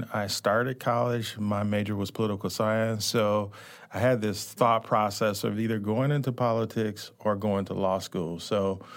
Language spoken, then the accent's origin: English; St. Louis, Missouri, United States; I grew up in St. Louis, North St. Louis